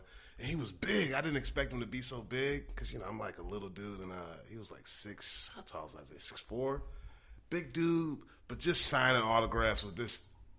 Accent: Newport News, Virginia, United States; I'm from Hampton, really? Virginia, Newport News, Virginia.

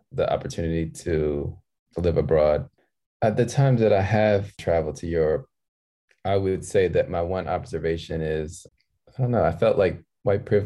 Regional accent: Maryland, United States; moved away as an adult; also born or lived in Philadelphia, Pennsylvania; now in Los Angeles, United States; I was born in Philadelphia and I grew up in Maryland.

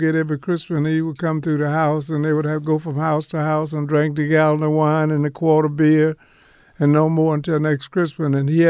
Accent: Louisiana, United States; born there; I was born in Louisiana on a farm. I tell people each night from the stage, you know, I didn't know what running water was until I was about 17 years old.

